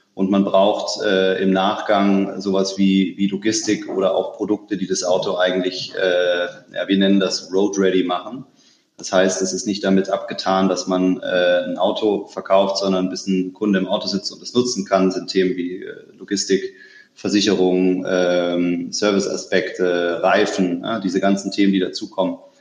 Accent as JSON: {"language": "German", "town": "Stuttgart", "region": "Baden-Württemberg", "country": "Germany", "tie": "born or raised there", "said": "ich bin geborener Stuttgarter, ähm, bin also irgendwo äh, zwischen, zwischen Porsche und Mercedes äh, aufgewachsen"}